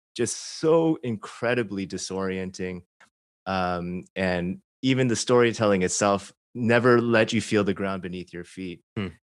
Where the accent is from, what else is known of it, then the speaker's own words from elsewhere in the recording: Chicago, Illinois, United States; I grew up in suburban Chicago, not Arkansas